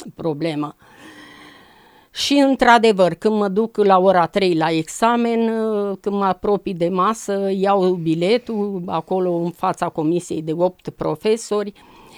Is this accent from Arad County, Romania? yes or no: no; a village near Târgoviște, Dâmbovița County, Romania; M-am născut în Dâmbovița, într-un sat frumos de lângă Târgoviște